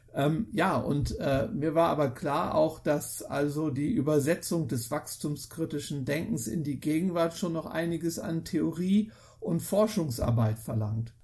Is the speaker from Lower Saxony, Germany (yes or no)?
yes; Lower Saxony, Germany; wo meine Heimatstadt ist